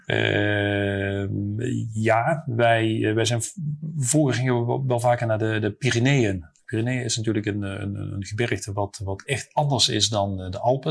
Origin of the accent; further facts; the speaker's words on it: Netherlands; also born or lived in Paris, France; ik als Hollander